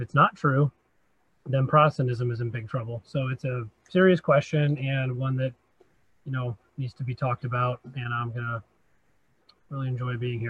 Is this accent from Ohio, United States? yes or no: yes; Northeast Ohio, United States; I'm from Northeast Ohio. I'm a lay traditional Catholic